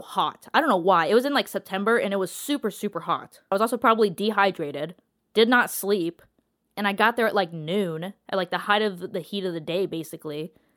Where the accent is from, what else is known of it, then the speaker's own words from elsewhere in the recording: Columbus, Ohio, United States; I'm from Columbus, Ohio